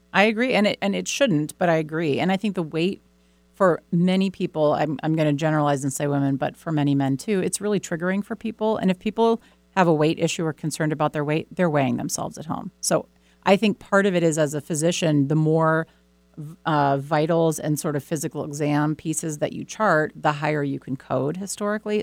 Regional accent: Boston, Massachusetts, United States; I grew up in Boston

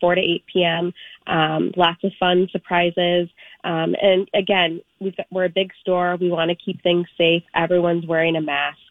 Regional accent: Florida, United States; moved away as an adult; now in Minnesota, United States; I'm originally not from Minnesota. I'm from Florida

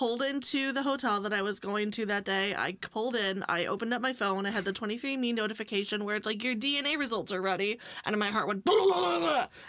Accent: upstate New York, United States; moved away; also born or lived in West Coast; I grew up two hours upstate.

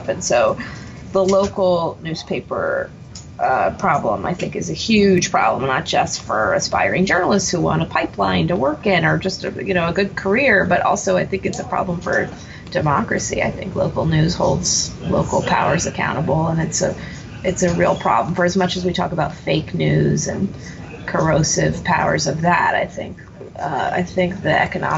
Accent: San Antonio, Texas, United States; moved away; I'm from San Antonio, and I started working at the San Antonio

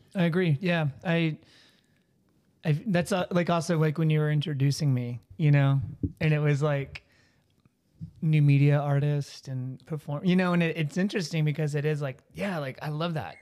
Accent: Texas, United States; moved away; growing up in Texas in the nineties

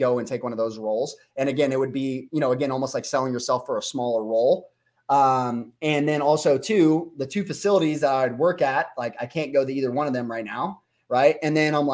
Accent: Las Vegas, Nevada, United States; I grew up in Vegas with a lot of people that, had, status or money

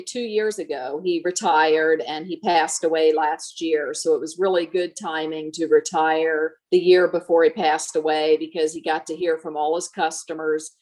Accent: northeastern Maryland, United States; moved away; I grew up on a farm in northeastern Maryland, right on the Pennsylvania border and 10 miles from Delaware, so right up in the corner of Maryland

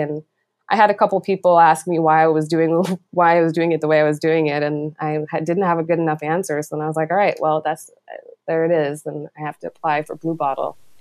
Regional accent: East Coast, United States; moved away as an adult; now in Oakland, United States; I'm originally from the East Coast, and I moved across the country without real plan

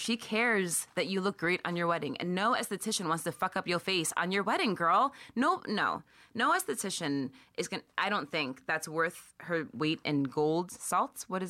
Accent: United Kingdom; That we're British too.

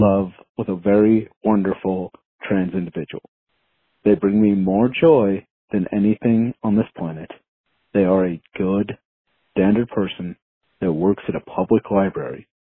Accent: Omaha, Nebraska, United States; I was born in Omaha, Nebraska, I've lived here, I've been educated here, and I continue to work

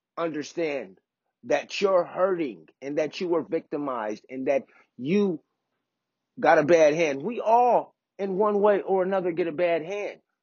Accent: Oak Park, United States; I grew up in Oak Park, went to Bret Hart.

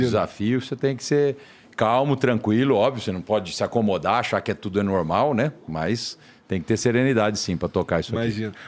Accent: Tanabi, São Paulo, Brazil; moved away as an adult; also born or lived in São José do Rio Preto; now in São Paulo, Brazil; São José do Rio Preto, que é a minha terra natal, a região lá de Rio Preto, eu sou de Tanabi

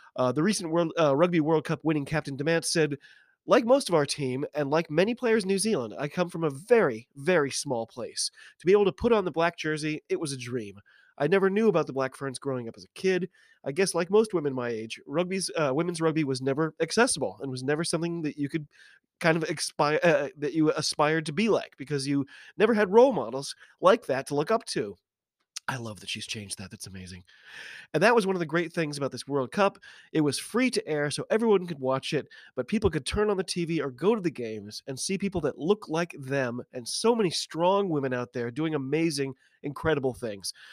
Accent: United States; I'm an American rugby fan

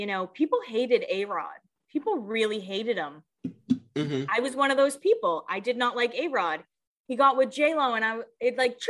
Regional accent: Massachusetts, United States; I'm from Massachusetts.

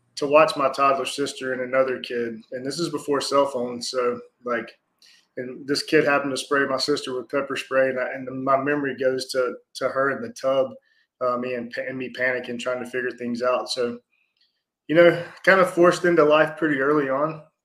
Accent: Atlanta, Georgia, United States; born in South Atlanta, so that was back in 1980

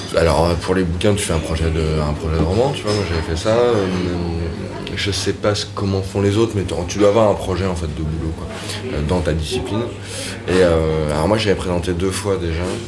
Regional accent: Paris, Île-de-France, France; moved away as an adult; also born or lived in Berlin; j'ai grandi à Paris euh, vers la place de Clichy

